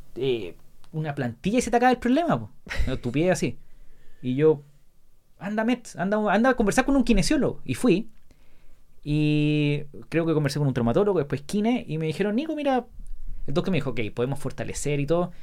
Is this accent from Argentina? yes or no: no; La Serena, Coquimbo, Chile; 10, 11, 12 años, todo años jugando tenis, en club de tenis de La Serena. Yo soy de La Serena.